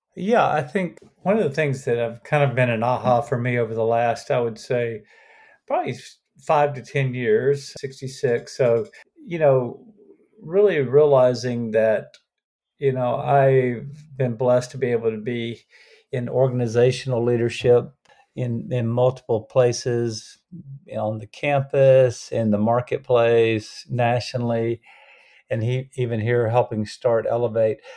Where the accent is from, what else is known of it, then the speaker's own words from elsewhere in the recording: Lake Butler, Florida, United States; moved away as an adult; also born or lived in Gainesville, Florida / Birmingham, Alabama / Orlando, Florida; I was born in Gainesville, Florida, grew up in North Florida, which is more like the southern part of the United States than the rest of Florida, a little small town called Lake Butler